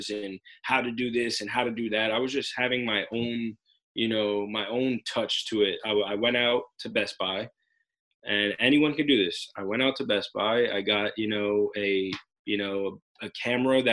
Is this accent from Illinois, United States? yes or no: no; Union, New Jersey, United States; From Union, New Jersey, have a pizzeria in Roselle Park and Asbury Park, New Jersey